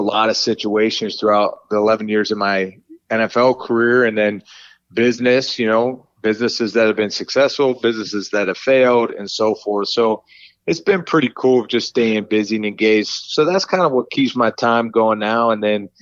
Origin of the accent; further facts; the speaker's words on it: Pittsburgh, Pennsylvania, United States; moved away; also born or lived in Toledo / Oakland / San Francisco / Cincinnati; born and raised in Pittsburgh, Pennsylvania